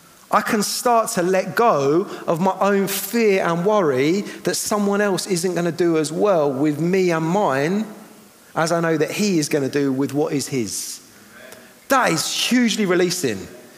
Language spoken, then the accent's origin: English; Eastbourne, South East England, United Kingdom; I'm from Eastbourne.